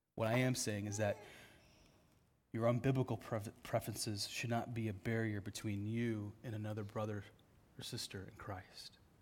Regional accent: Dubuque, Iowa, United States; I'm from Dubuque

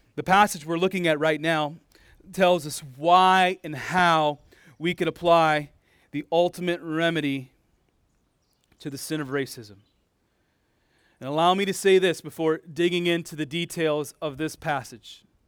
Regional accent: United States; now in Iowa, United States; I'm a full-blooded American. I was born in America, and I, unless the Lord does something different, I'll likely die in America, probably in this state of Iowa

